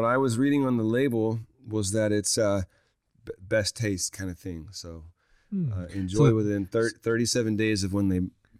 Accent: Louisiana, United States; my home state, Louisiana.

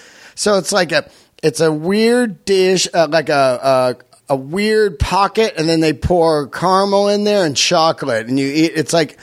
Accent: San Francisco, California, United States; also born or lived in Yosemite; I grew up in San Fran, and I can tell.

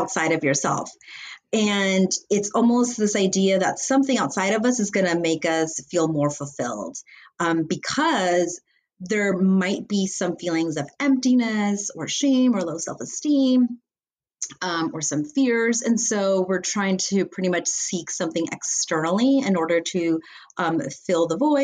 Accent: Los Angeles, California, United States; I'm from Los Angeles, California

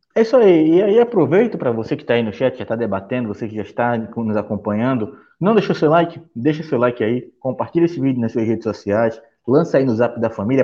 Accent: Recife, Pernambuco, Brazil; eu como bom recifense

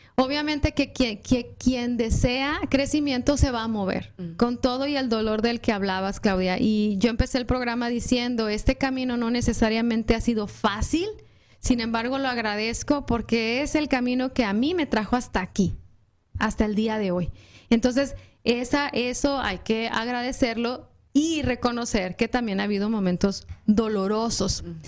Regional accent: Mexico; now in United States; seguimos siendo mexicanos, porque los tres somos mexicanos

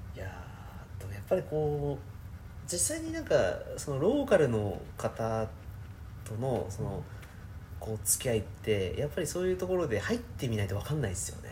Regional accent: Japan; 僕は日本人として

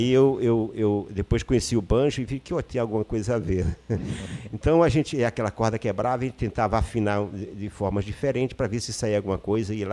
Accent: Maranhão, Brazil; now in Rio de Janeiro, Brazil; vivi a minha vida quase toda no Rio de Janeiro, mas eu sou maranhense. E onde eu nasci, eu acho que o povoado onde eu nasci, é bom que a gente registre aqui, tinha 11 casas.

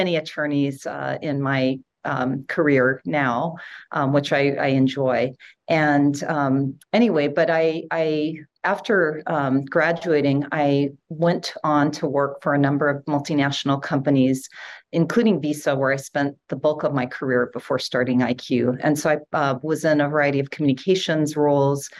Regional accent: Hawaii, United States; also born or lived in San Francisco / Utah; I grew up in Hawaii. I moved to San Francisco actually when I was 10 years old.

